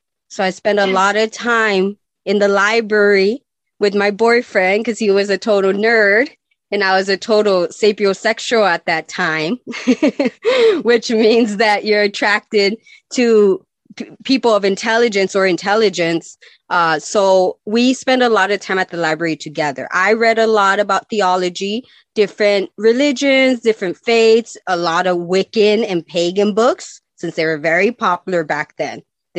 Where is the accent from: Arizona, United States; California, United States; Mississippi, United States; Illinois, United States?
Arizona, United States; Nogales; And I grew up in Nogales, and I lived in both places, in Nogales, Mexico, and I lived in Nogales, Arizona.